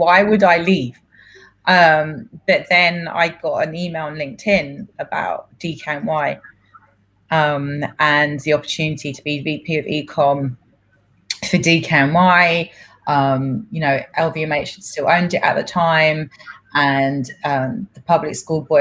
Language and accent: English; London, United Kingdom; born or raised there; first language Greek; English is a second language; moved away as an adult; now in New York, United States